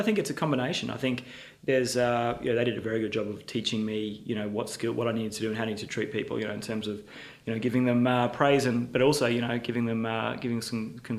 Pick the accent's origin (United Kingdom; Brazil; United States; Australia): Australia; Ipswich, Queensland; My family's still live out in Ipswich. I grew up in Ipswich and went to public high school there, Bremer State High.